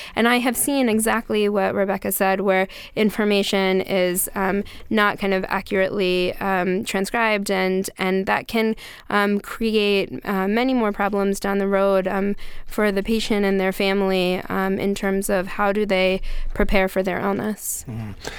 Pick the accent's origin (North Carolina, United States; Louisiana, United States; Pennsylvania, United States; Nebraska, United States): Pennsylvania, United States; Gettysburg; moved away; I'm actually from Gettysburg originally, so it's nice to hear um, from somebody from um, from home